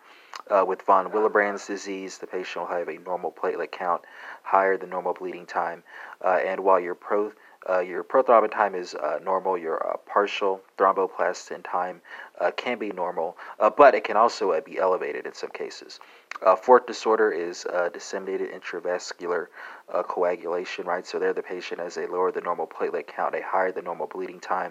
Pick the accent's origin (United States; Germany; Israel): United States; Texas; accent: Texas; my Texas accent